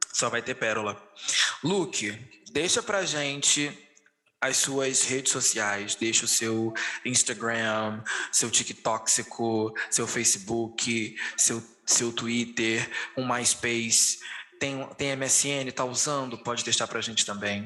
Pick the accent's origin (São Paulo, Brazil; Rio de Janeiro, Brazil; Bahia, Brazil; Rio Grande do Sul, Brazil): Rio de Janeiro, Brazil; eu sou do Rio de Janeiro, a minha realidade aqui é completamente diferente da sua